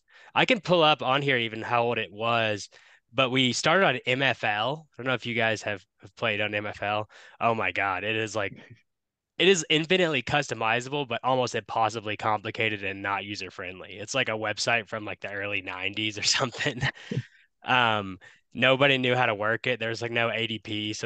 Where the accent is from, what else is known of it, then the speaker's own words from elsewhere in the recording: Paducah, Kentucky, United States; now in Denver, United States; growing up in Paducah, not having any like sports fan, not having it, we had Kentucky basketball.